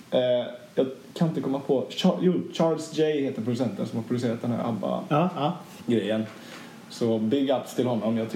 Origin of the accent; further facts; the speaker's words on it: Sweden; jag är svensk motherfucker.